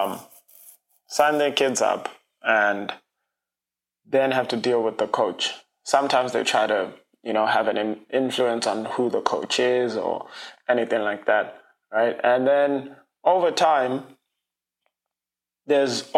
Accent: South Africa; now in United States; I'm an international, I'm from South Africa

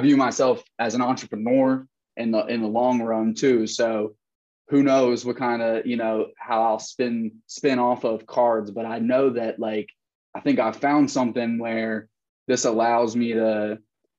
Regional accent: Prospect Park, Pennsylvania, United States; moved away as an adult; also born or lived in Nashville, Tennessee; I'm from Prospect Park, which is like pretty much, you know, right off 95 near the airport, Southeast Delco.

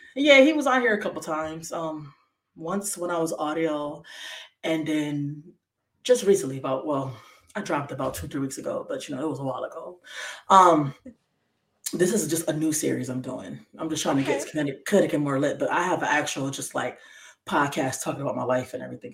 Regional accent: Bridgeport, Connecticut, United States; also born or lived in Waterbury, Connecticut; born and raised in Bridgeport all my life

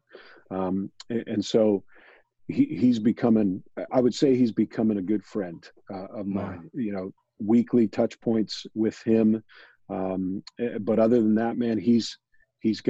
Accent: Pittsburgh, Pennsylvania, United States; born and raised in Pittsburgh

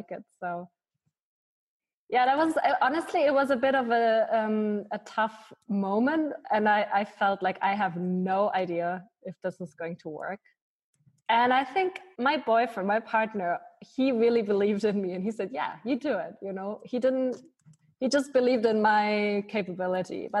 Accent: Munich, Bavaria, Germany; moved away as an adult; also born or lived in Malta; now in Switzerland; I used to do a lot of work for refugees and migrants also in my hometown in Munich.

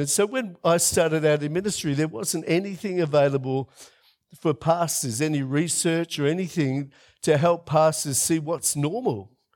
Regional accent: Melbourne, Victoria, Australia; moved away as an adult; now in South Australia, Australia; I'm a tradie from Melbourne.

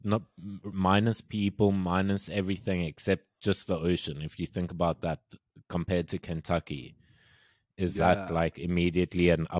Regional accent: Cape Town, Western Cape, South Africa; I think growing up in Cape Town, because we were blessed, man. Cape Town's beautiful. Cape Town's the only beautiful city in South Africa.

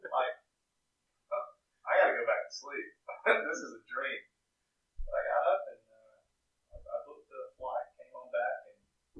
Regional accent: Australia; I'm from Australia.

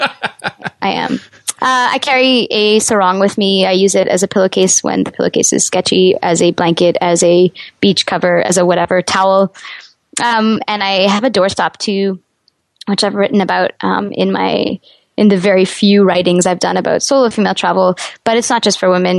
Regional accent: Canada; As a Canadian

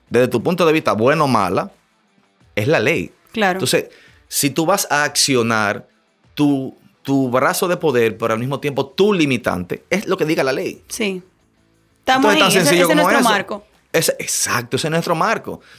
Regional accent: Dominican Republic; como dominicanos

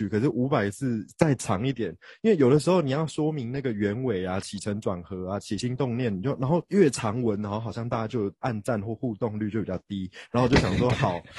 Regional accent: Taipei, Taiwan; 我的父亲是韩国华侨，但是我本身是在呃台湾土生土长的天龙人，台北小孩。那我的妈妈呢，她也是台湾人

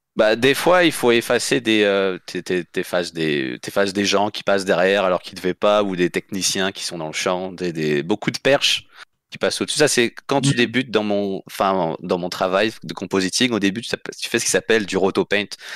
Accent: France; moved away as an adult; also born or lived in Saguenay, Quebec; partais à 18 ans de France pour aller étudier au, au Québec

